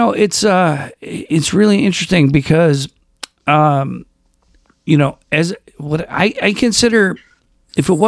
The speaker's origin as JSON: {"language": "English", "town": "Rochester", "region": "New York", "country": "United States", "tie": "born or raised there", "said": "my hometown, Brighton High School, Rochester, New York"}